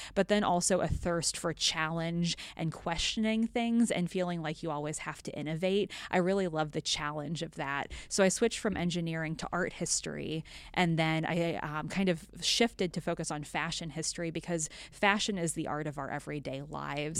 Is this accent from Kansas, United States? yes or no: yes; western Kansas, United States; I grew up on a, a farm in a small town in rural western Kansas